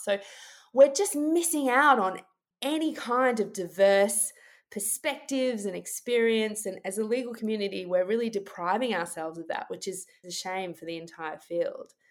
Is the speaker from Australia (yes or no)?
yes; Australia; I, as an Australian lawyer